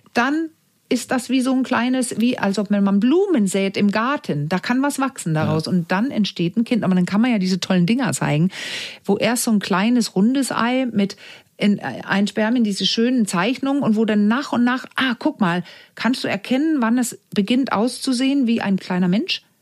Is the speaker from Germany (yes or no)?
no; Denmark; German is a second language; moved away; ich als Dänin, ich bin in Dänemark groß geworden, ich bin Dänin